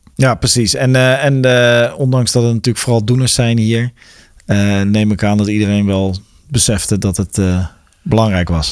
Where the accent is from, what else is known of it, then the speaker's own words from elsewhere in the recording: Westland, South Holland, Netherlands; ik kom zelf uit het Westland